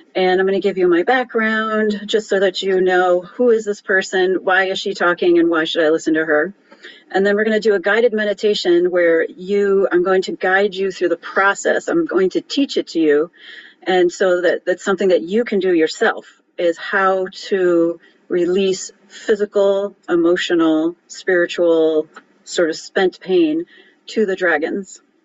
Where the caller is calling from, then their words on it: Cleveland, Ohio, United States; I'm calling in from Cleveland, Ohio